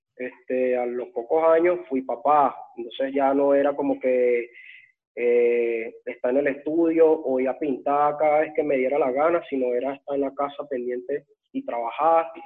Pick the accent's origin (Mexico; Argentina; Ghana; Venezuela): Venezuela; Caracas, Capital District; moved away as an adult; now in Switzerland; yo vengo de Antímano, y es un, es un barrio jodido, weón, peligroso esa, de donde yo vengo. Y la mayoría de los panas que crecieron conmigo en, de, esa época, weón, de mi niñez